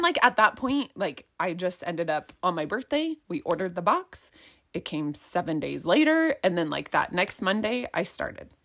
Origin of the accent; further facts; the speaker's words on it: Highland, Utah, United States; also born or lived in Eagle Mountain, Utah; I grew up in Highland, so it's not super far from where we live in Eagle Mountain.